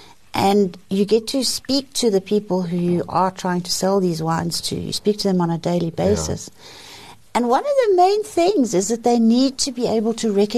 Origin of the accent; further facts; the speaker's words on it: Johannesburg, Gauteng, South Africa; I think we're much more beautiful in Joburg.